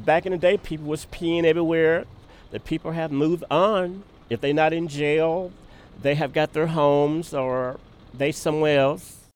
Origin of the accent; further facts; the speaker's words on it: West Memphis, Arkansas, United States; now in Austin, United States; I'm from West Memphis, Arkansas